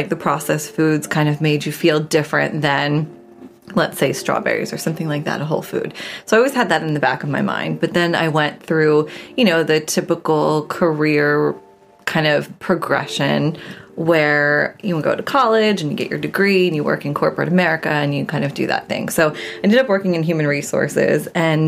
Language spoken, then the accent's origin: English; New Jersey, United States; moved away; I grew up in New Jersey. I'm from the East Coast originally